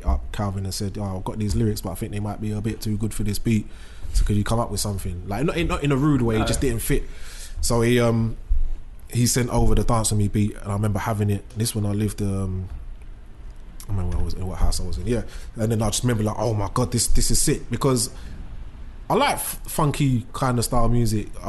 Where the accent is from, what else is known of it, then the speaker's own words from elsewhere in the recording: London, United Kingdom; I'm from Bow. So Bow like it's mixed